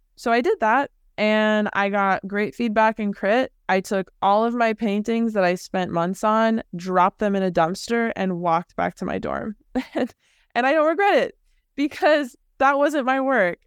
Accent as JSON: {"language": "English", "area": "the Bay Area", "region": "California", "country": "United States", "tie": "born or raised there", "also_born_or_lived": "Los Angeles", "said": "I grew up in the Bay Area"}